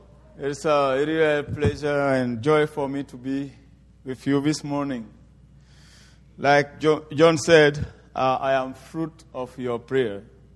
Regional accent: Côte d’Ivoire; first language French; English is a second language; I am from Ivory Coast. We speak French there. And please forgive me for my English somehow twisted.

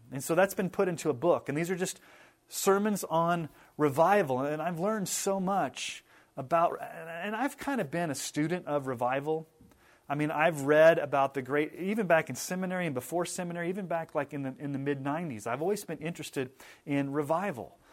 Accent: United States; we as American evangelical Christians

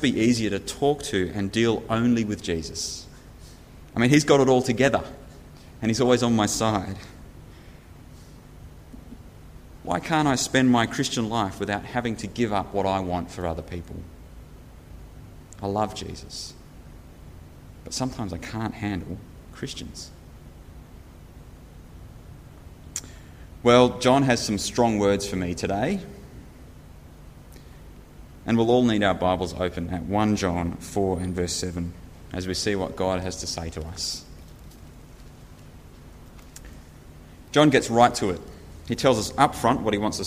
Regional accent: New Zealand; I was born in New Zealand 31 years ago

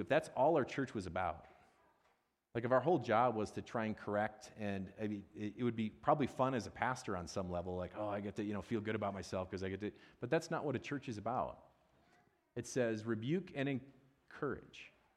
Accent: Midwest, United States; I'm from the Midwest

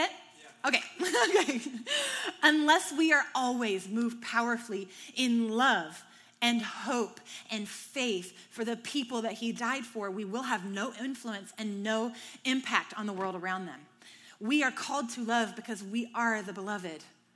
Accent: the South, United States; I'm from the South.

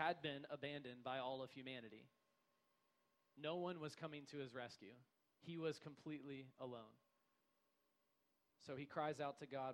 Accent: United States; I'm an American too. I grew up here experiencing Western logic

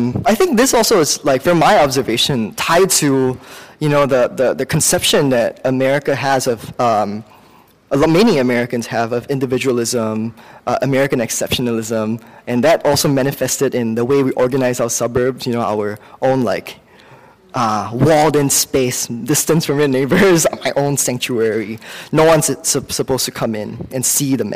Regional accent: Singapore; now in United States; I grew up in Singapore

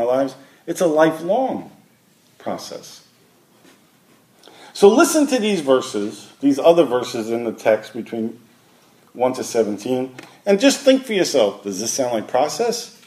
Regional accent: New York City, New York, United States; moved away; also born or lived in Washington; I grew up in Brooklyn.

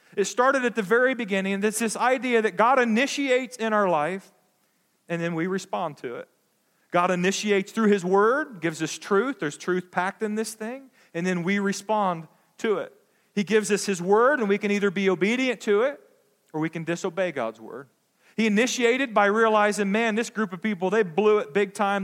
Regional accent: United States; as American Christians

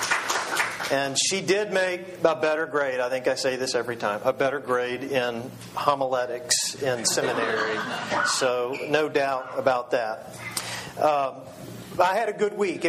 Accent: Texas, United States; I'm a Texan

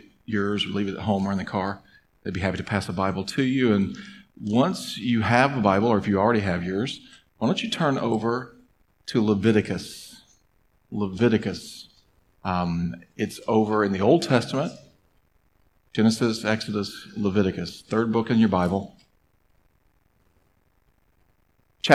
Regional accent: Mississippi, United States; I grew up in Mississippi

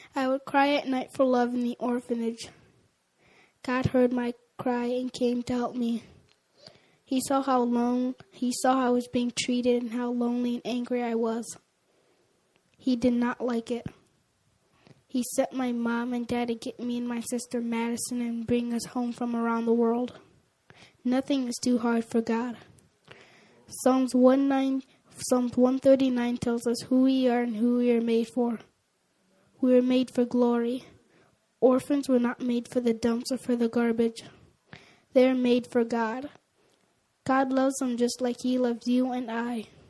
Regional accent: Liberia; moved away; I was born in Liberia, West Africa, and lived several years there

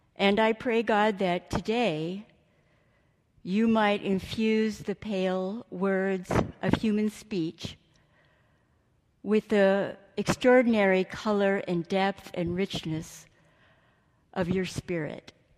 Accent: Imperial Valley, California, United States; I grew up in California and spent most of my childhood in Imperial Valley

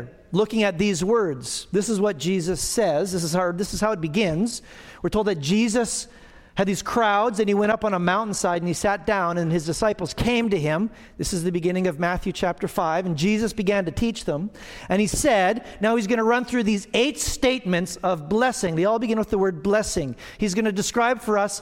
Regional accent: Alberta, Canada; now in Manitoba, Canada; I grew up in Alberta on the foothills.

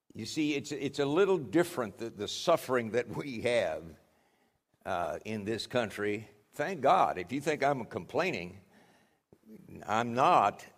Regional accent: United States; those of us from the U S

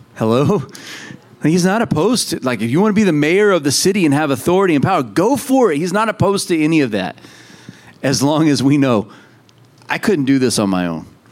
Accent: United States; we're American

